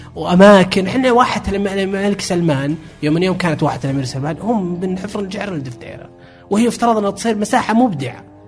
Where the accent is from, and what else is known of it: Saudi Arabia